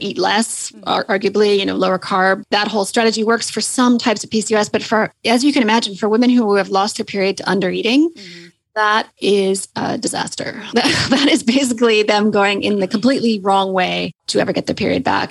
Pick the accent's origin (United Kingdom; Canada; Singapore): Canada; accent: Canadian; moved away as an adult; now in Sydney, Australia; So as you can probably hear from my accent, I'm Canadian.